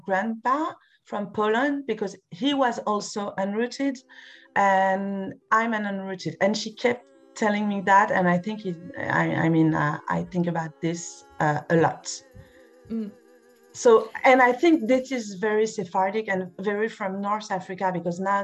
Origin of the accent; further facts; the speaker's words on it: Paris, Île-de-France, France; English is a second language; I'm French, I'm from Paris